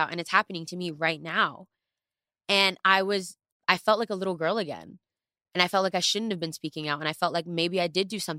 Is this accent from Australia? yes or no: no; New York, United States; I was born in New York. I went to Harrison High